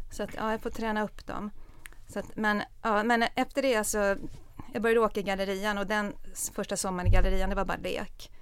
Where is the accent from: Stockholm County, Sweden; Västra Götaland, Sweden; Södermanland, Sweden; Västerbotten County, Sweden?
Stockholm County, Sweden; Stockholm; Jag är uppvuxen i Stockholm